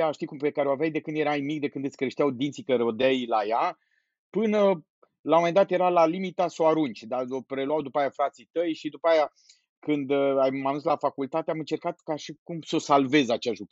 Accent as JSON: {"language": "Romanian", "town": "Miercurea Ciuc", "region": "Harghita County", "country": "Romania", "tie": "born there", "also_born_or_lived": "Cluj / Satu Mare / Timișoara", "moved": "as an adult", "lives_now": "Bucharest, Romania", "said": "Eu sunt un tip care s-a mutat din multe locuri. Eu m-am născut la Miercurea Ciuc, după aia m-am dus la facultă la Cluj, de la Cluj m-am dus la satul mare, de la satul mare m-am dus la Timișoara"}